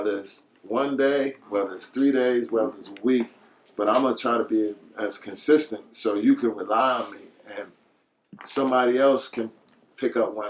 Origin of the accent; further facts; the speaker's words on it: New York City, New York, United States; also born or lived in Texas / Oklahoma; I come from Hollis, Queens.